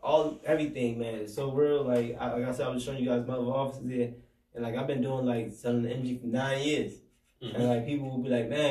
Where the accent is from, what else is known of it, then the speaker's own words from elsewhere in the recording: Hartford, Connecticut, United States; I'm from here